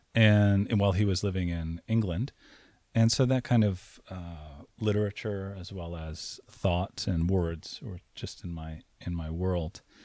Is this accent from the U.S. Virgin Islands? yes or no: yes; Saint Croix, U.S. Virgin Islands; moved away; I grew up in Saint Croix in the U S Virgin Islands.